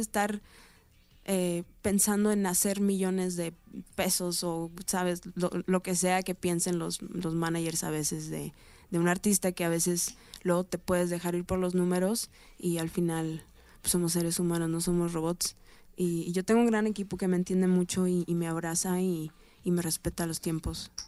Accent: Mexico; soy mexicana

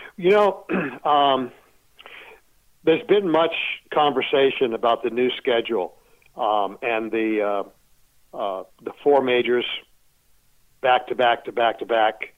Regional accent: Sanford, Maine, United States; moved away as an adult; also born or lived in Florida; now in Arizona, United States; I was born in Sanford, Maine

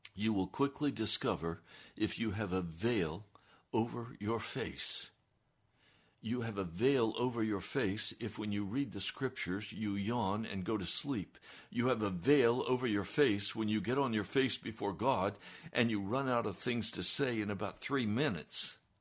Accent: United States; I'm an American

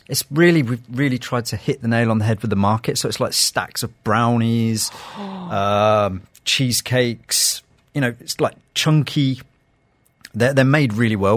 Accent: London, United Kingdom; now in Dubai, United Arab Emirates; with me growing up in London, a lot of my a lot of my years in London

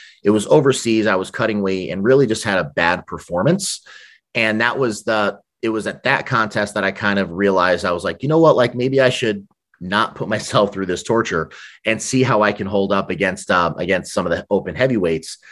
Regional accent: New York City, New York, United States; also born or lived in Brooklyn; now in Massachusetts, United States; Growing up in New York

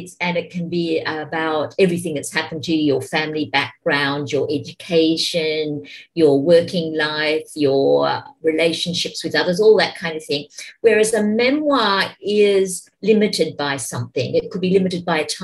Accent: Australia; the first post-Mabo native title claim was made in my hometown

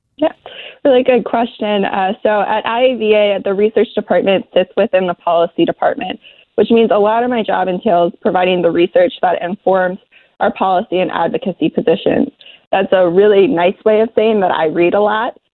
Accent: Philadelphia, Pennsylvania, United States; I grew up in the Philly area.

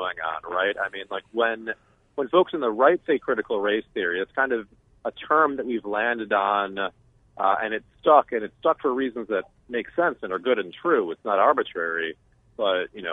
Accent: Cleveland, Ohio, United States; I grew up in Cleveland, Ohio, son of a journalist and a teacher

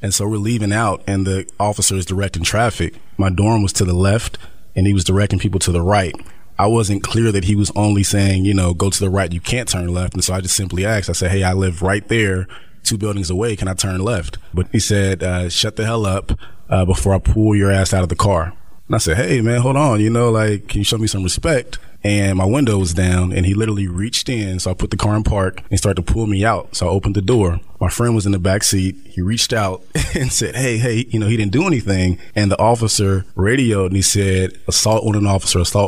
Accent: Dayton, Ohio, United States; I'm from Dayton, Ohio

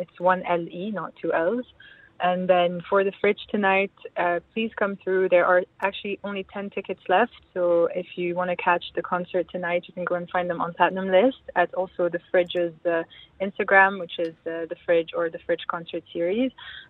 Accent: Lebanon; I'm Lebanese. Yeah.

